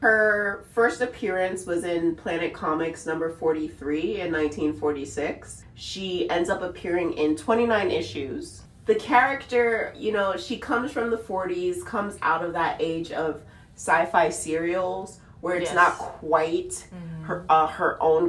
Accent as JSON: {"language": "English", "region": "the South", "country": "United States", "accent": "southern", "said": "Oh, like my southern accent that you love so much."}